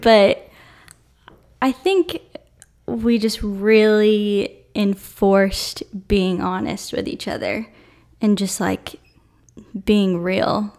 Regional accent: Atlanta, Georgia, United States; I'm from Atlanta

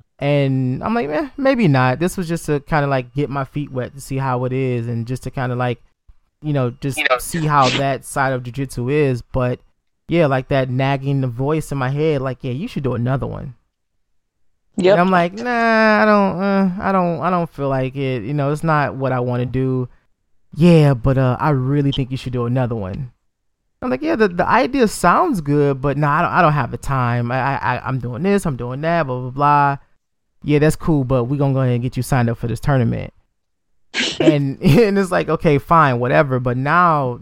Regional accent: Detroit, Michigan, United States; I'm from Detroit, Michigan, so you know, obviously we're a very predominant black city

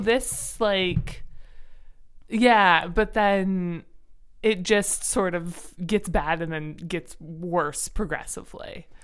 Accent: Ontario, Canada; I am from Ontario

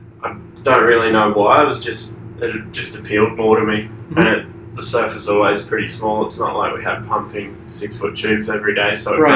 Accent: Queensland, Australia; also born or lived in Sydney / Sunshine Coast; I was born in Sydney, okay. But I only lived there for 10 months and then moved to a farm out the back of 2 hours inland in Queensland, uh-huh. On the Sunshine Coast. And then when I was 12, I moved to the Sunshine Coast.

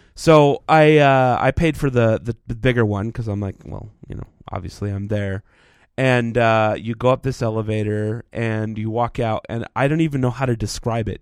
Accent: Texas, United States; now in Utah, United States; growing up in Texas where it's flat

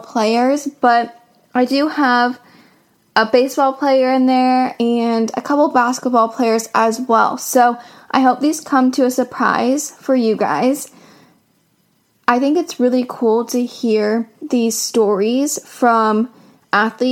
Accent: Seattle, Washington, United States

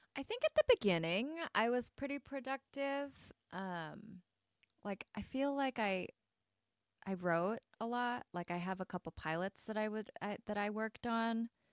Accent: Midwest, United States; accent: Michigan Korean; Midwest Korean; also born or lived in Michigan; now in Los Angeles, United States; I grew up in the Midwest

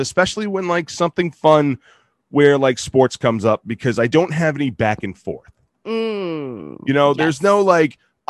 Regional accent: Boston, Massachusetts, United States; We're both from Boston.

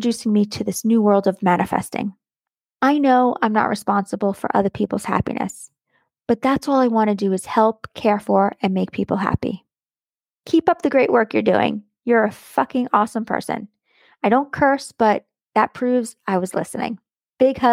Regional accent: United States; accent: American; my American accent

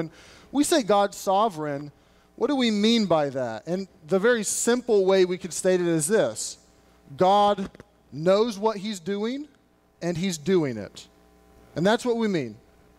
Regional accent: Louisville, Kentucky, United States; moved away as an adult; also born or lived in Arkansas; I was born and raised in Louisville, Kentucky.

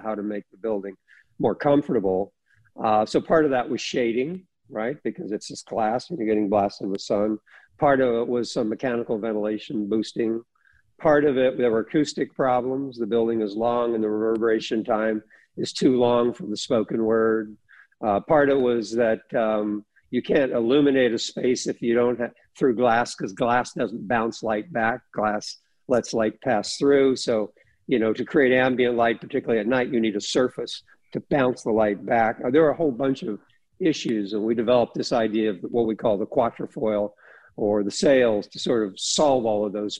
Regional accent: Northern California, United States; I'm from Northern California

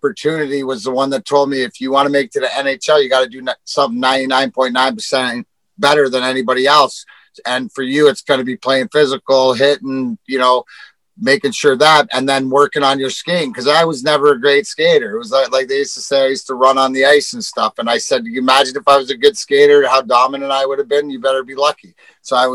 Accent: Leamington, Ontario, Canada; I grew up in Leamington, the house I grew up in, door to door to Joe Louis Arena

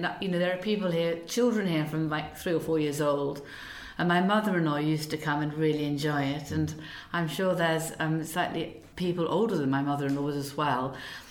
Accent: United Kingdom; It can be a little bit iffy, but I think that's part of being British.

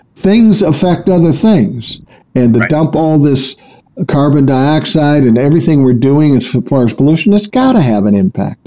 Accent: Minneapolis, Minnesota, United States; I grew up in South Minneapolis

